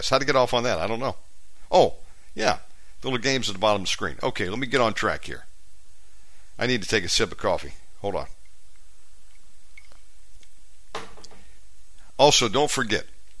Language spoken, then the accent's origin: English; United States; moved away as an adult; now in Bali, Indonesia; I'm from America, and I've been in Bali 7 years